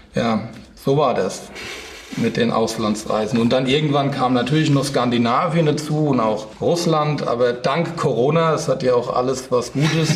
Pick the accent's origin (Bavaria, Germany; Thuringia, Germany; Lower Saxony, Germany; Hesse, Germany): Hesse, Germany; Rheingau; so einen kleinen Winzerbub aus dem Rheingau